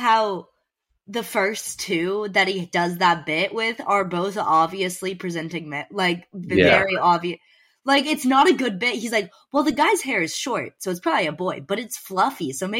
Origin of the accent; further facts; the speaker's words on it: Dallas, Texas, United States; I started talking with a New Jersey accent, even though I'm from Dallas.